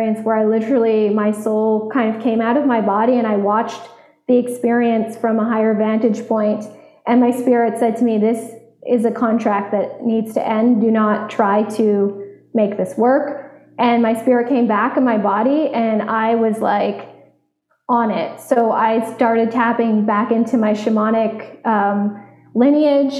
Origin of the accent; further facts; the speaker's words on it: Vermont, United States; I grew up in Vermont, so I was outside 98% of my childhood